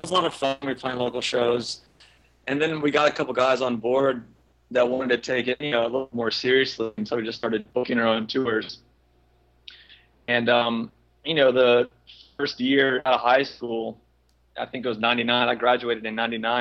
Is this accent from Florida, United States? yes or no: yes; near Orlando, Central Florida, United States; I grew up in Florida, Central Florida, near Orlando